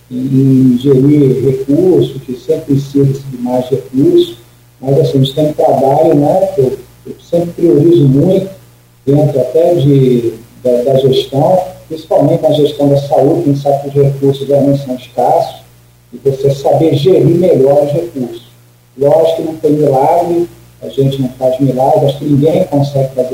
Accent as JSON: {"language": "Portuguese", "region": "Rio de Janeiro", "country": "Brazil", "moved": "as an adult", "lives_now": "Campos dos Goytacazes, Brazil", "said": "Eu sou do Rio de Janeiro. Eu cheguei aqui em Campo de Atacado em abril."}